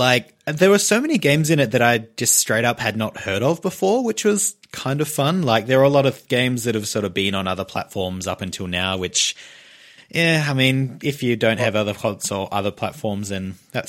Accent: Australia; It's a podcast where we talk about Nintendo and we're from Australia.

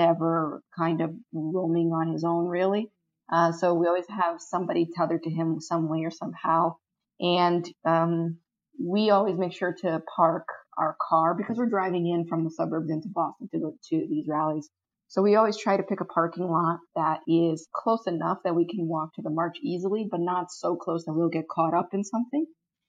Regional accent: Brazil; now in United States; My family, we're from Brazil. My parents grew up in a military dictatorship.

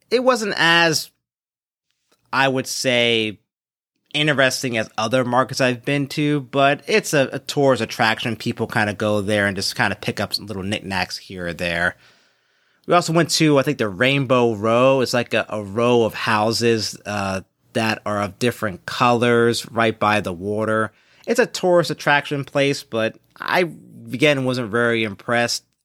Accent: Philadelphia, Pennsylvania, United States; also born or lived in Saint Louis; the African-American community, uh, that I was born and raised with in Philadelphia

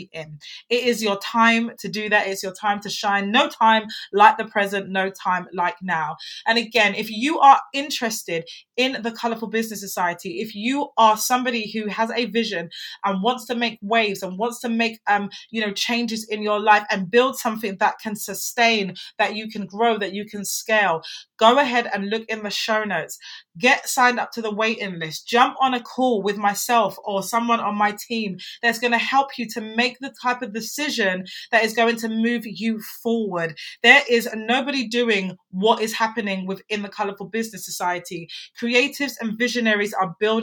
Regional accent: England, United Kingdom; I'm an English woman

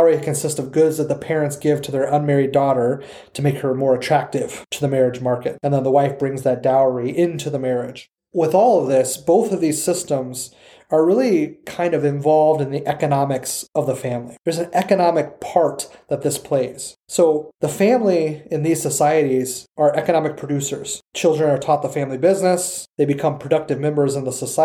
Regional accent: United States; us as people who live in the United States culturally, who have been born and raised in the United States

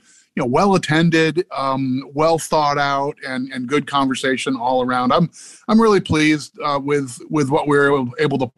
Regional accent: Midwest, United States; now in Maryland, United States; I grew up in the Midwest in like sort of an extended part of Tornado Alley

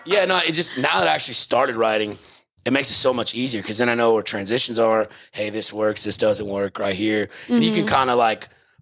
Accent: Texas, United States; I'm from a little small village about 2 hours south of Houston.

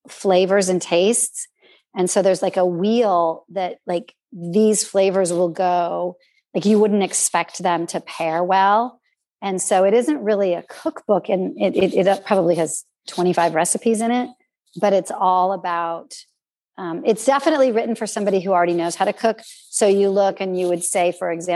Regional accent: California, United States; also born or lived in Austria; we're from California.

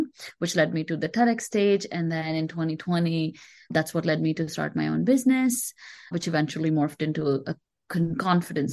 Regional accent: India; moved away as an adult; now in United States; I moved to the US about 11 years ago. I grew up in India.

